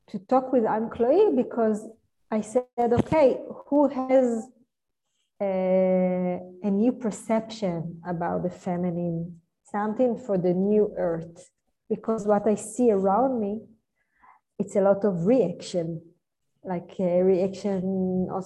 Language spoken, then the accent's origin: English; Israel; I'm from Israel.